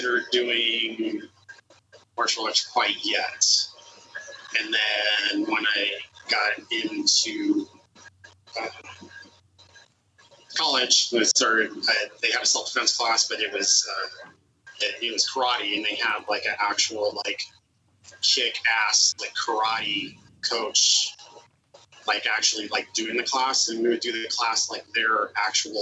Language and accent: English; Edmonds, Washington, United States; I grew up in the Edmonds